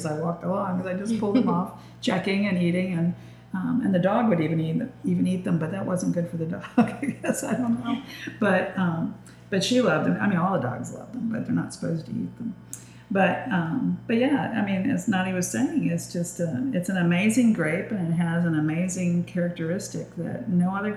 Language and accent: English; Baltimore, Maryland, United States; moved away; I grew up in Baltimore